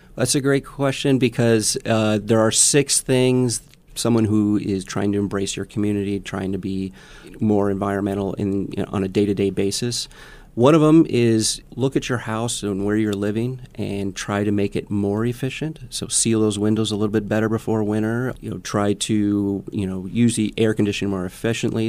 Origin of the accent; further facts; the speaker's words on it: Milwaukee, Wisconsin, United States; now in Omaha, United States; I was a city boy growing up in Milwaukee, Wisconsin